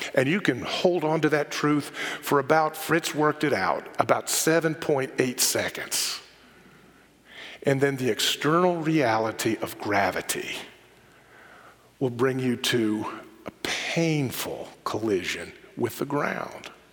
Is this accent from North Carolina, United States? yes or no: yes; Charlotte, North Carolina, United States; I grew up visiting New York in the summer, but growing up in Charlotte rather than growing up in New York